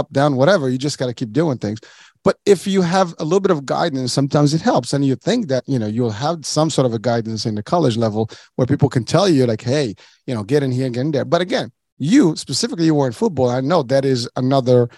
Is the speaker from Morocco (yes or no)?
yes; Morocco; moved away; When I was a kid, I was born and raised in Morocco